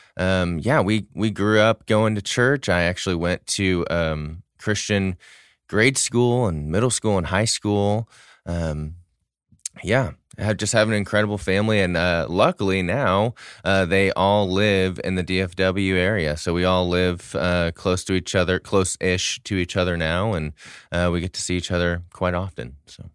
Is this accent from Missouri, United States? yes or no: yes; St. Louis, Missouri, United States; now in Dallas-Fort Worth, United States; I grew up in Saint Louis, Missouri